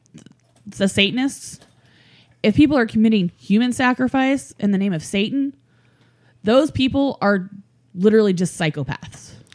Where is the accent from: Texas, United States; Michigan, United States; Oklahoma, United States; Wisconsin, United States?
Oklahoma, United States; I'm from Oklahoma and the Native American in me